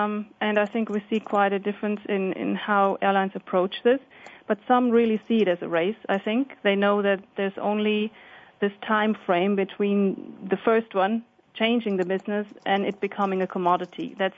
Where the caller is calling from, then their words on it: Walldorf, Baden-Württemberg, Germany; I'm calling from Walldorf, Germany.